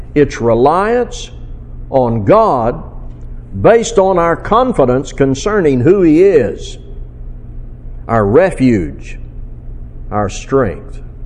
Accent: Fort Smith, Arkansas, United States; my hometown in Fort Smith, Arkansas

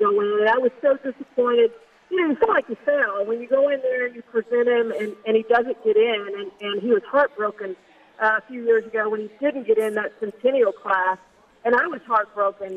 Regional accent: Houston, Texas, United States; I'm from the Houston area

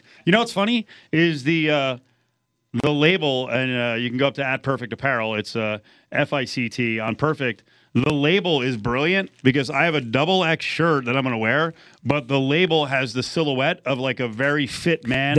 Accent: about 40 miles south of New York, New Jersey, United States; now in Las Vegas, United States; growing up in the New Jersey, New York area, and there were very few Islanders fans where I was from, which is like 40 miles south of New York.

